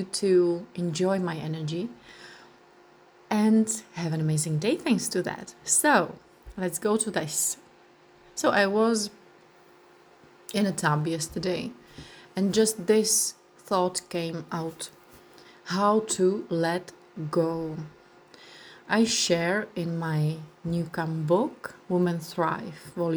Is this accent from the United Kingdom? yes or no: no; Czechia; first language Czech; English is a second language; my language in Czech Republic.